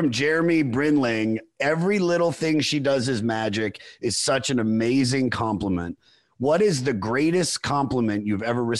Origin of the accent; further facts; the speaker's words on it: Germantown, Maryland, United States; So I was born in the Washington, D.C. area in Montgomery County, Maryland, in a city called Germantown.